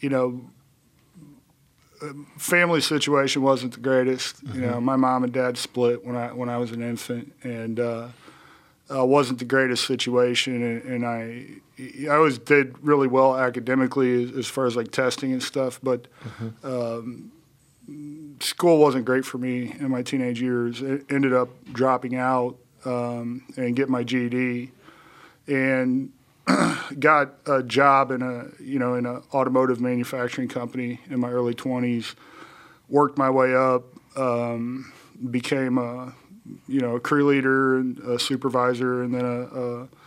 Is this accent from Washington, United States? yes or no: no; Johnson County, Indiana, United States; also born or lived in Japan; I grew up here in Johnson County, went to Indian Creek High School